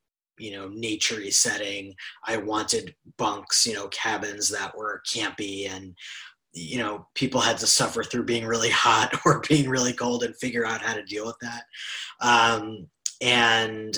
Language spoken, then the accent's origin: English; New York City, New York, United States; I grew up in New York City